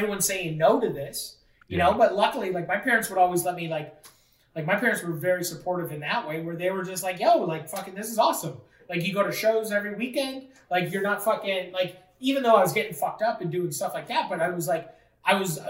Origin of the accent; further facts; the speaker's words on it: Fort Erie, Ontario, Canada; putting on shows in my hometown